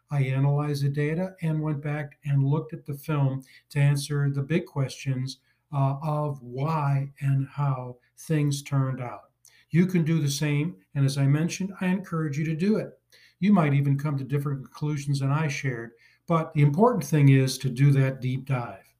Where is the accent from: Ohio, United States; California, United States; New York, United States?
New York, United States; near Buffalo; I grew up near Buffalo as a Bills fan.